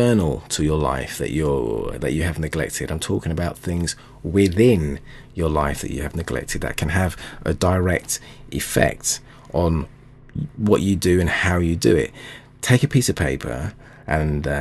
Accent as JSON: {"language": "English", "region": "London", "country": "United Kingdom", "tie": "born or raised there", "said": "my hometown London"}